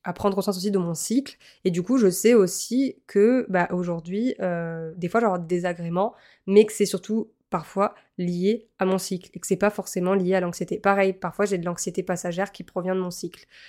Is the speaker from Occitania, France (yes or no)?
yes; Montpellier, Occitania, France; moved away as an adult; also born or lived in Lille; à la base, je suis originaire de Montpellier